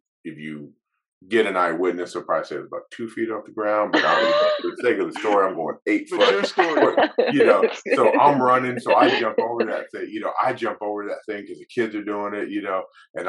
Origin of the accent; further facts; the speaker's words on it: Alaska, United States; also born or lived in Brooklyn, New York; I mean, I was born in Brooklyn, New York. I went to high school in Alaska, college in Colorado, coached in Texas, coached in Canada.